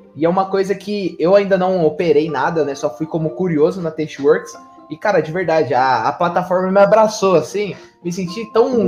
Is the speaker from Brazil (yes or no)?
yes; Brazil; mesmo sendo brasileiro